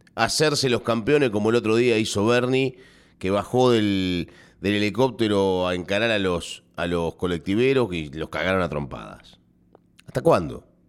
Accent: Argentina

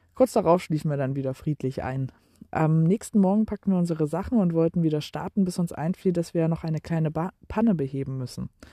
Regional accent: Germany; uns zwei Deutsche

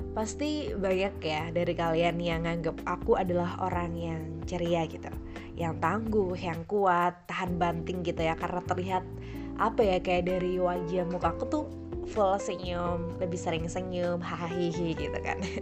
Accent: Pasuruan, East Java, Indonesia; di lingkungan rumahku emang anak SMP atau sampai SMA tuh ya wajib berkerudung gitu, berkerudung gitu guys karena ya pasuruan kota santri

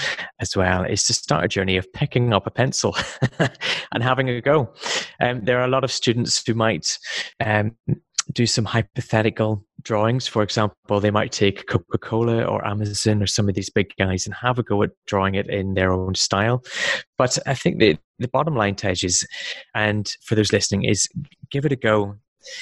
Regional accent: Belfast, Northern Ireland, United Kingdom; moved away as an adult; also born or lived in Wales; I come from the UK. I was born in Belfast

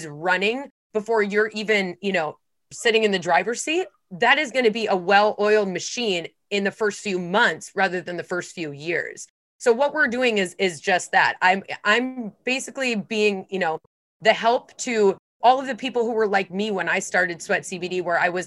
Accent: Midwest, United States; I'm from the Midwest

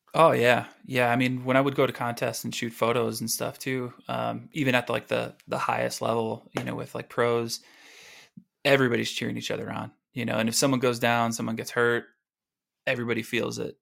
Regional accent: Oswego, Illinois, United States; moved away as an adult; also born or lived in Aurora, Illinois; now in California, United States; my parents got the house in Oswego

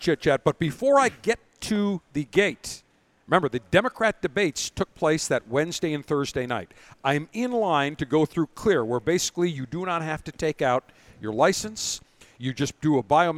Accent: Buffalo, New York, United States; now in Tampa, United States; I'm originally from Buffalo.

